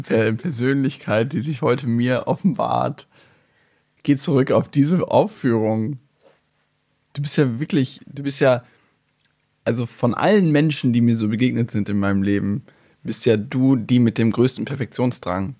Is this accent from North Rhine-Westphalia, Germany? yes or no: yes; North Rhine-Westphalia, Germany; ich bin natürlich in NRW zur Schule gegangen